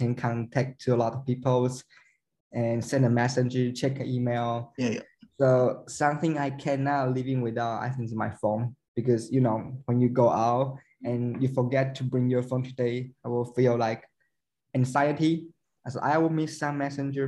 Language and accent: English; Taiwan; I'm from Taiwan